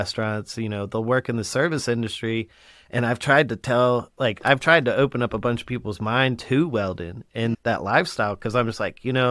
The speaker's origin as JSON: {"language": "English", "region": "Colorado", "country": "United States", "tie": "born or raised there", "moved": "yes", "lives_now": "the South, United States", "said": "I live down here and I grew up in Colorado and then I moved out to the South"}